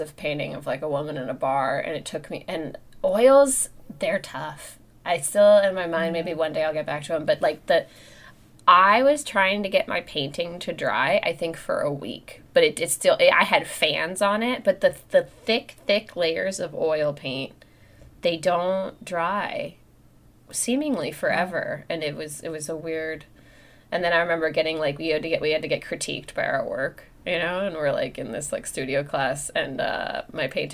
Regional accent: United States; I'm an American student

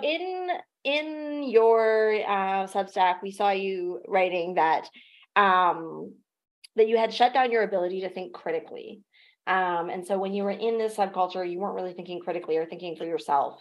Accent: Ontario, Canada; I'm from Ontario and like I most of my experience with this culture happened in Toronto

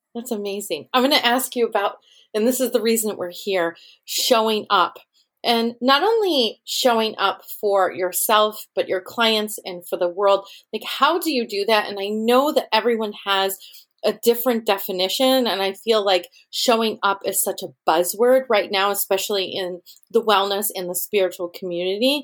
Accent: Rochester, New York, United States; Rochester, New York, which is my hometown

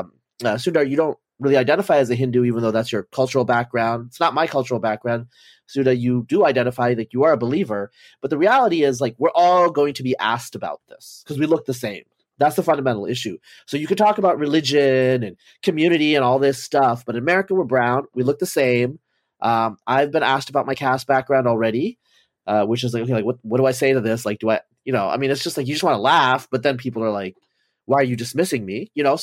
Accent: United States; I, for example, personally, like I'm American, so I don't really care, but I oppose affirmative action.

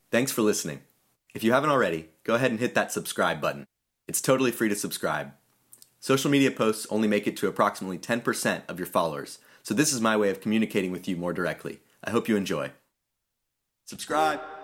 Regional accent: Georgia, United States; moved away as an adult; now in California, United States; I grew up in Georgia, which, for those who don't know, is a state which likes its guns.

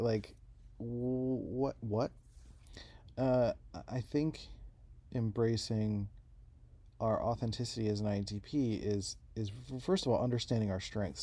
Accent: Philadelphia, Pennsylvania, United States; also born or lived in San Diego, California; now in Rochester, United States; I grew up in Philadelphia

